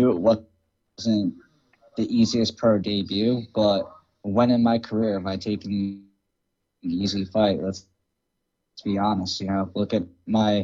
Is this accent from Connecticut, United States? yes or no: yes; Hartford, Connecticut, United States; I was born in Hartford, Connecticut. I was raised literally 2.5 miles away from the Hartford Convention